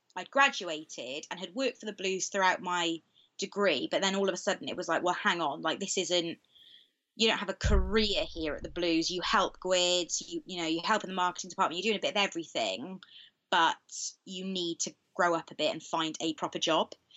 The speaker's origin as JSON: {"language": "English", "town": "Cowbridge", "region": "Wales", "country": "United Kingdom", "said": "I'm from Cowbridge, which is in the Vale of Glamorgan"}